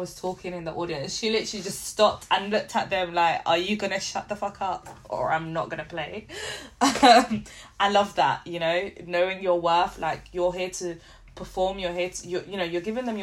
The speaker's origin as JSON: {"language": "English", "region": "London", "country": "United Kingdom", "tie": "born or raised there", "also_born_or_lived": "Liverpool", "said": "I grew up in London, you have everyone from everywhere"}